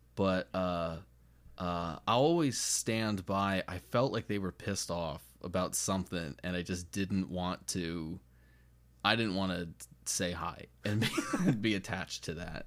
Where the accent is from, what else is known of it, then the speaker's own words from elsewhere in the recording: United States; being American